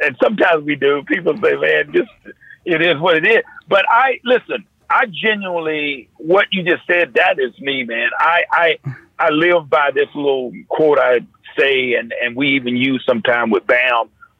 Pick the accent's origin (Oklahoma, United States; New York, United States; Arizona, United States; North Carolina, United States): North Carolina, United States; born or raised there